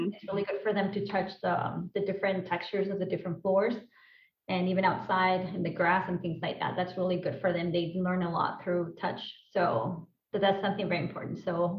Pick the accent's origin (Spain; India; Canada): Spain; Albacete, Castilla-La Mancha; English is a second language; moved away as an adult; also born or lived in Utrera; I was born in Spain. My parents are from Malaga, but then I moved to Albacete straight away as a baby. And I lived there for about 11 years. And then I moved south to Utrera, like a small town outside of Sevilla